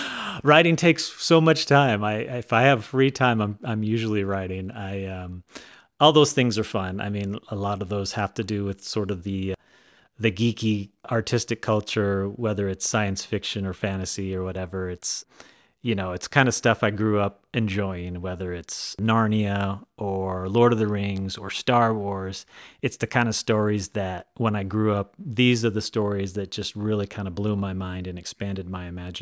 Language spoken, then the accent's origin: English; California, United States; now in Idaho, United States; Well, I tell you, like I said, I was born and raised in Southern California.